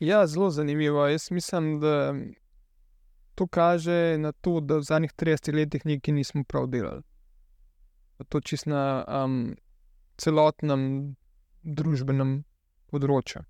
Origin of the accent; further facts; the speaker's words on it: Slovenia; also born or lived in Canada; Jaz sem bil študent iz Slovenije